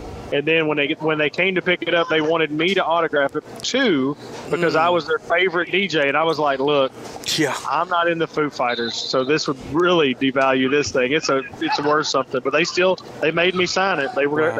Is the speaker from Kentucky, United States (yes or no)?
yes; Kentucky, United States; moved away; I'm from Kentucky